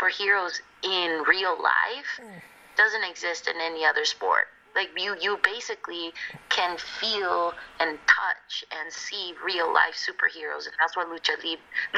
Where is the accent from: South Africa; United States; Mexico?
Mexico; Mexico City; moved away; that's like all my childhood, like growing up in Mexico City.